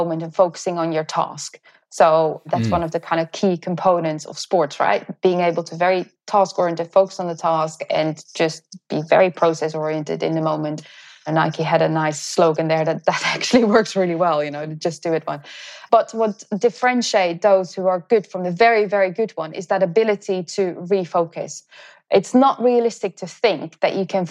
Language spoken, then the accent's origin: English; Netherlands; moved away; I'm originally from the Netherlands